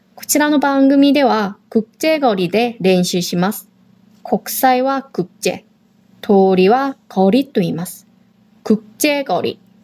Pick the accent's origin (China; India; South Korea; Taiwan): South Korea; now in Okinawa, Japan; 私たち沖縄に住んでいる韓国人と台湾人